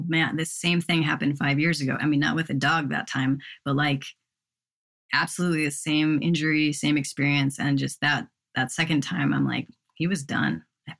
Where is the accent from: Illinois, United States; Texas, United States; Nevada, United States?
Illinois, United States; Chicago; moved away; We're both from Chicago